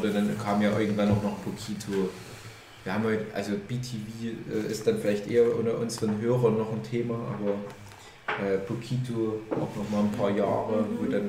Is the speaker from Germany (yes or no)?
no; Hungary; also das für mich als, als Ungar oder als Halbungar ist das natürlich Kulturgut.